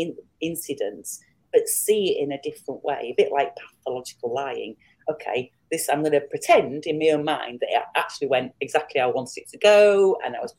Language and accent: English; England, United Kingdom; I'm from England